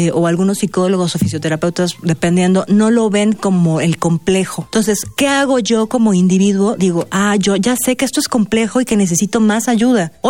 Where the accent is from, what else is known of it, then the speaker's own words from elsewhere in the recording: Mexico; nosotros como mexicanos